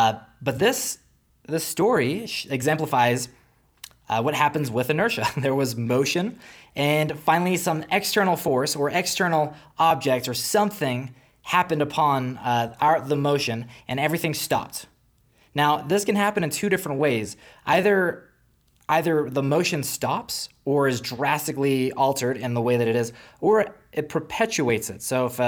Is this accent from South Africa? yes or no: yes; South Africa; Now, for those who are new here, I'm originally from South Africa, so it wasn't like a far travel.